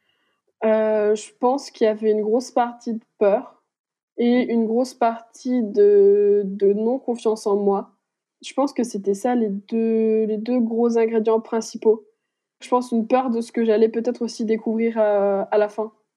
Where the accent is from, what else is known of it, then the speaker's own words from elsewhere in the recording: Besançon, Bourgogne-Franche-Comté, France; je suis franc-comtoise, je suis de Besançon